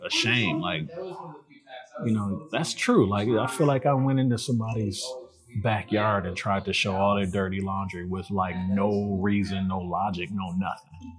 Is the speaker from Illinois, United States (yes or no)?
no; Detroit, Michigan, United States; I'm from from Detroit. I was born on the West Side at uh, Sinai Hospital. On, okay. On the West Side, 1977. Uh, lived on Marlow, off Puritan, and um, spent my my childhood years and my teen years here in the city